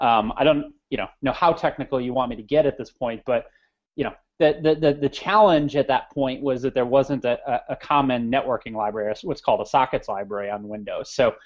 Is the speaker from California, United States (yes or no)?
no; Naperville, Illinois, United States; I grew up in the Chicago area, a suburb called Naperville, sort of a bit of the high-tech hub in the Chicago area.